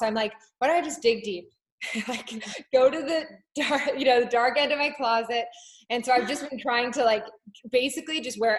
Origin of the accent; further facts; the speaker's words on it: Japan; also born or lived in London / Hong Kong; so I was born in London and then grew up in Japan and then later Hong Kong.